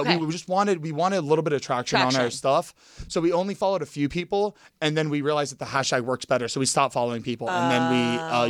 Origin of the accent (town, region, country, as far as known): Plantation, Florida, United States; born or raised there; moved away as an adult; also born or lived in Miami, Florida / Coral Springs, Florida